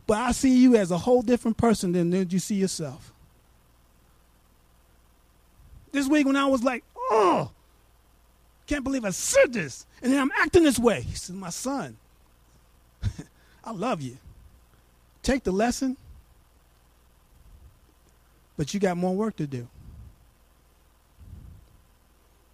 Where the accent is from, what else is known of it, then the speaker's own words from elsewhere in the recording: New York, United States; now in Abilene, United States; I'm from New York